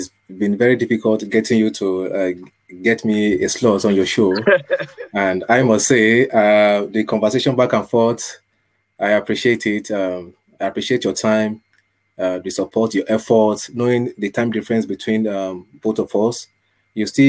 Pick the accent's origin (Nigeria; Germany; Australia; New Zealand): Nigeria; moved away as an adult; also born or lived in Manchester, United Kingdom; now in Ireland; I was born in Nigeria. That's my birth country.